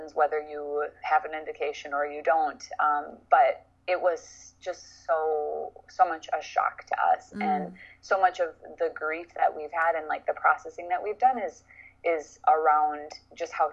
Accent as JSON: {"language": "English", "town": "Cambridge", "region": "Minnesota", "country": "United States", "tie": "born or raised there", "lives_now": "St. Paul, United States", "said": "I grew up in a small town called Cambridge"}